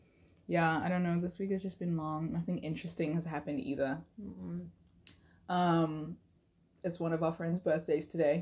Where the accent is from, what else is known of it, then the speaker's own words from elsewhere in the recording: South Africa; moved away as an adult; now in United States; I'm from South Africa. And I came to the US about almost 4 years ago now.